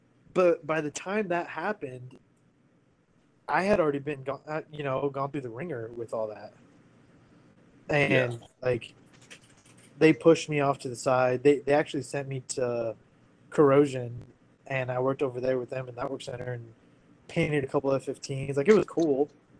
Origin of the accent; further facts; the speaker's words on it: United States; moved away as an adult; also born or lived in California / Washington; I grew up in California and Washington